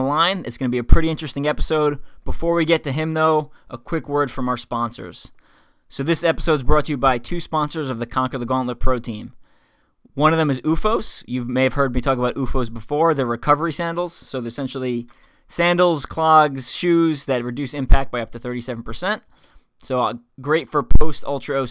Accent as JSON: {"language": "English", "area": "Long Island", "region": "New York", "country": "United States", "moved": "yes", "lives_now": "Kansas City, United States", "said": "I'm from Long Island."}